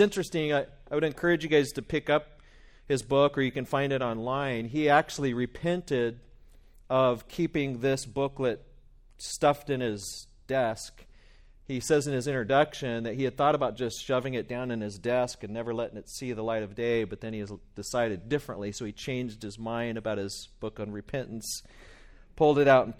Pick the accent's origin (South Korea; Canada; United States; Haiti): United States; West Virginia; also born or lived in Bakersfield, United States; maybe it's just because I'm from West Virginia in my roots, or is it because of the Bakersfieldian in me?